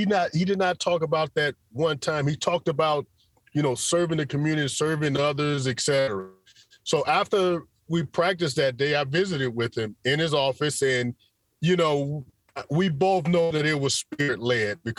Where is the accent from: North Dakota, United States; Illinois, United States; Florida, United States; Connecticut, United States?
Florida, United States; Pensacola; also born or lived in Tallahassee, Florida / Tampa, Florida; growing up in Pensacola, Florida, and attending school in Tallahassee